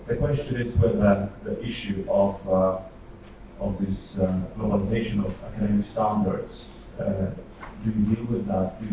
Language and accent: English; Poland; English is a second language; I'm from Poland, from Polish University.